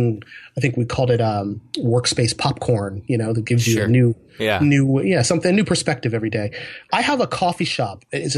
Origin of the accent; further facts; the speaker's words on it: Hawaii, United States; born there; I was a military brat when I was a kid, so I was born in Hawaii of all places, and not that I remember very much from it.